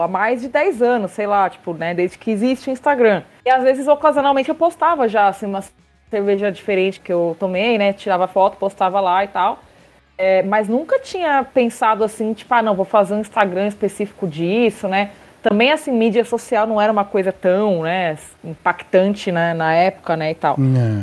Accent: Brazil; Eu saí, do Brasil para passar calor na Bélgica

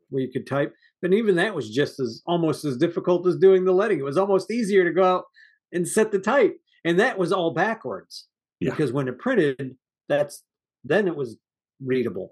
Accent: United States; I'm an American

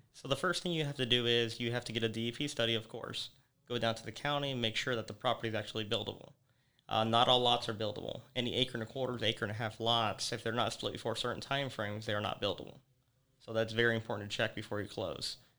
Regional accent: Naples, Florida, United States; I was born here in Naples

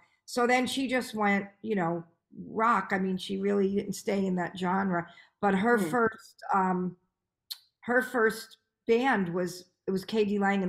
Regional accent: New York, United States

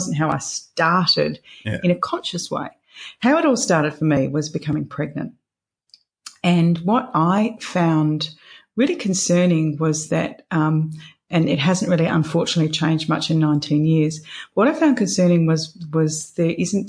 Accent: Perth, Western Australia, Australia; moved away as an adult; also born or lived in London / Greece; my parents still live in the house I was raised in Scarborough

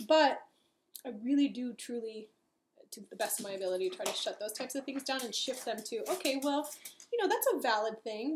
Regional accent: Los Angeles, California, United States; moved away; also born or lived in Long Beach; I'm from Los Angeles

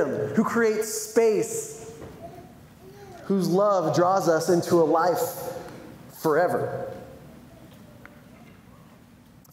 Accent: San Diego, California, United States; moved away as an adult; also born or lived in Los Angeles; now in Michigan, United States; I grew up in San Diego

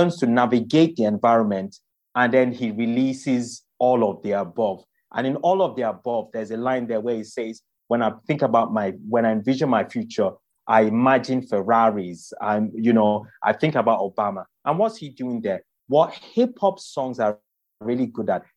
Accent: Nigeria; moved away; I grew up in Nigeria

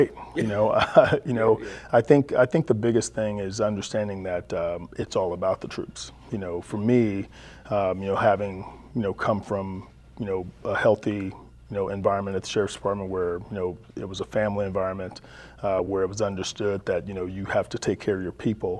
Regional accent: Texas, United States; now in California, United States; I grew up in Texas

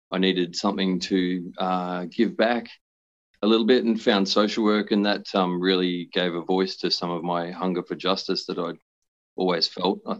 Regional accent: Brisbane, Queensland, Australia; I grew up on Turrbal land up on the north side of Brisbane.

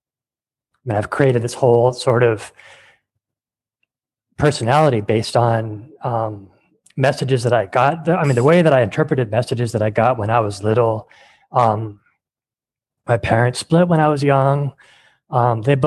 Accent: California, United States; I grew up in California

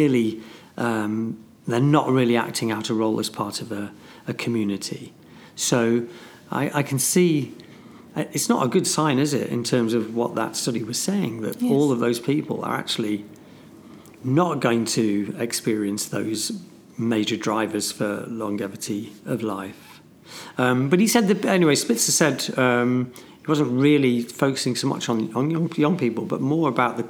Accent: Ulm, Baden-Württemberg, Germany; Ulm, my hometown

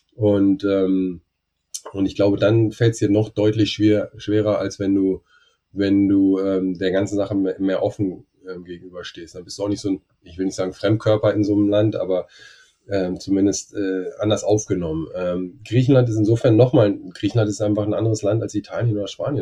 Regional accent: Germany; ich als Deutscher

